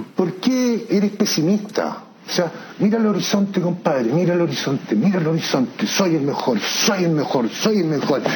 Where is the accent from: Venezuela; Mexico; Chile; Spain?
Chile; moved away as an adult; salí de Chile.